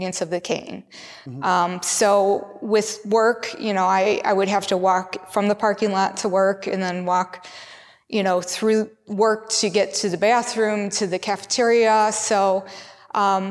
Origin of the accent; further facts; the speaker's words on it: United States; I grew up in America